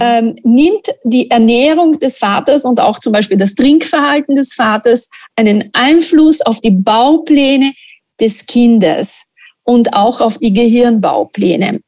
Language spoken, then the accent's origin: German; Italy; German is a second language; moved away as an adult; also born or lived in Linz, Austria; now in Austria; ich bin Italienerin und in Italien wird nicht so viel gebacken wie in Österreich